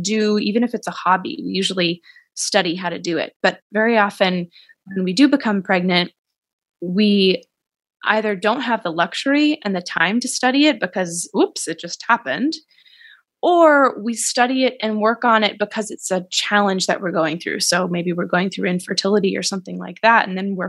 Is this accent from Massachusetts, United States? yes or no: yes; Boston, Massachusetts, United States; accent: Boston; I feel like as our conversation progresses, I might add more and more of my Boston accent because it's gone away. But every single time I talk to someone from home, it comes back.